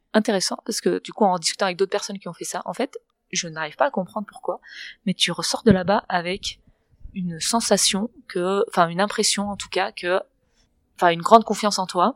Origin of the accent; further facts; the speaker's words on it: Barcelona, Catalonia, Spain; French is a second language; moved away; also born or lived in Berkeley; je suis de Barcelone